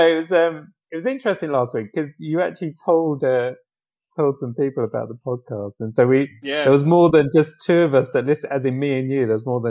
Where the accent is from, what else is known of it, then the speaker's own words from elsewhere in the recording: Romford, London, United Kingdom; moved away; my hometown in Romford